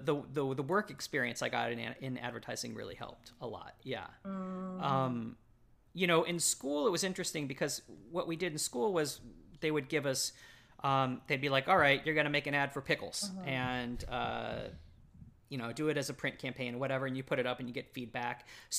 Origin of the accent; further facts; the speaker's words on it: Dallas, Texas, United States; I grew up in Texas, okay. Like the burbs of North Dallas, basically. Mm-hmm. So yeah, my whole life had been Texas.